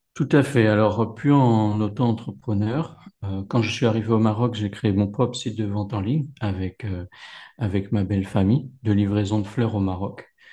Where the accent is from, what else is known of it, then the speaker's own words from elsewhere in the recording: Paris region, Val-d'Oise, Île-de-France, France; moved away as an adult; now in Morocco; J'ai grandi euh, dans la région parisienne, dans le 95, à la frontière de, de l'Oise